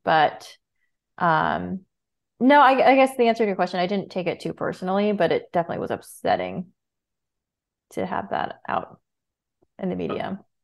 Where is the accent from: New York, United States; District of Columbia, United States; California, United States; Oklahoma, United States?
New York, United States; Rosendale; I grew up in Rosendale, New York